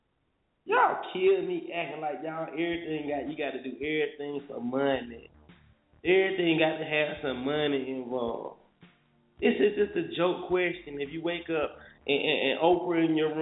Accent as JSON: {"language": "English", "country": "United States", "also_born_or_lived": "North Carolina", "said": "I'm happy about being American. We don't have too many natural disasters over there. Definitely not in North Carolina"}